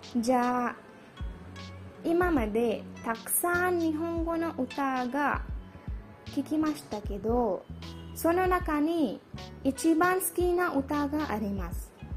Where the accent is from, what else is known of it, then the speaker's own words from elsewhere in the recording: India; Japanese is a second language; 私はインド人です。